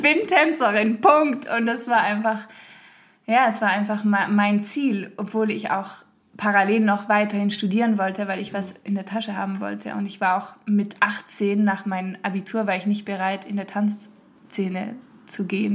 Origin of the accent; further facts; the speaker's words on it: France; also born or lived in Hamburg, Germany / Berlin, Germany; now in Germany; meine Mama ist deutsch, mein Papa ist Holländer und ich bin in Frankreich groß geworden